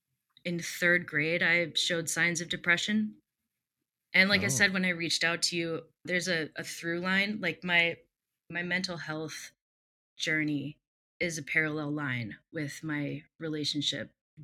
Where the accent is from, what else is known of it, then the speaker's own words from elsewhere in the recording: Midwest, United States; also born or lived in Texas / Alaska; now in Milwaukee, United States; I am from the Midwest, currently live in Milwaukee.